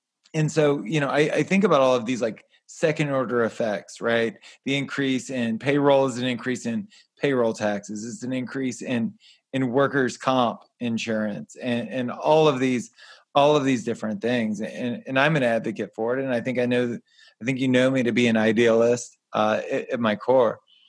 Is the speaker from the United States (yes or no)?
yes; Southern Louisiana, United States; I was born and raised in Southern Louisiana.